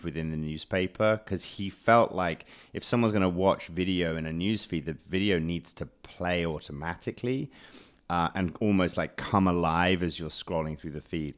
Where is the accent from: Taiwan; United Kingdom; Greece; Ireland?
United Kingdom; I'm British